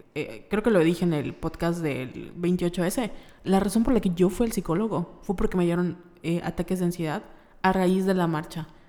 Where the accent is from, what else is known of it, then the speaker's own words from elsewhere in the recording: Mérida, Yucatán, Mexico; somos de Mérida, Yucatán